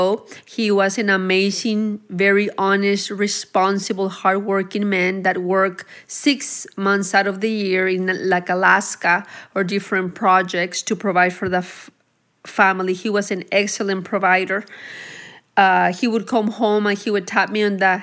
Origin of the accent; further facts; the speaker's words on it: Anáhuac, Nuevo León, Mexico; also born or lived in Texas; now in Cedar Park, United States; I was raised in Mexico, which is Anahuac, Nuevo León